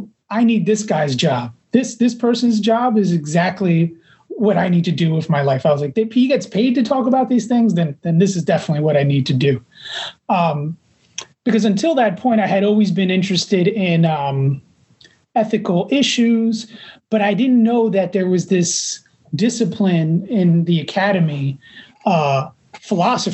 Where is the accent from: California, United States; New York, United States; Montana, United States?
New York, United States; New York City; also born or lived in Manhattan; I was born in Manhattan, I was primarily raised in Jackson Heights, Queens